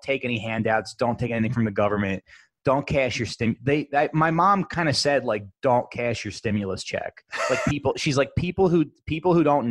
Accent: Hamilton, New Jersey, United States; I'm from New Jersey

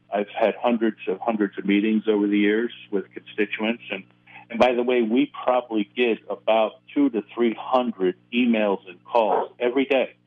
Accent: Ontario, Ohio, United States; also born or lived in Mansfield, Ohio; I was born in Mansfield, and we lived in Mansfield for just a couple years and then later moved to Ontario

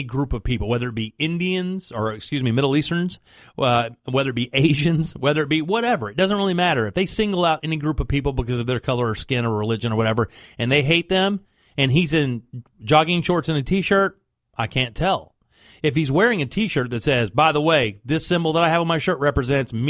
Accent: Palatka, Florida, United States; moved away; I moved away from the small city I'm from, which is Palatka

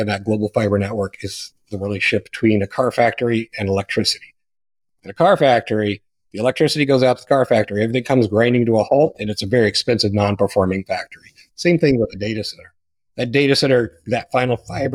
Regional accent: Pleasant Plains, Illinois, United States; So I grew up in Pleasant Plains, Illinois, 654 people.

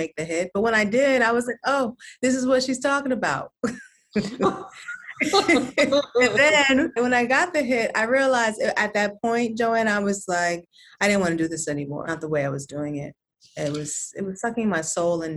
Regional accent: Norwalk, Connecticut, United States; moved away; I grew up in Norwalk, Connecticut

